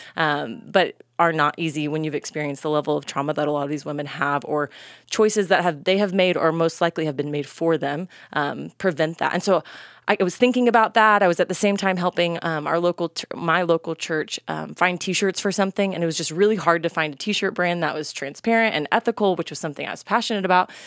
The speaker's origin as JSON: {"language": "English", "region": "North Texas", "country": "United States", "tie": "born or raised there", "said": "I'm from Texas, born and bred in kind of the North Texas area"}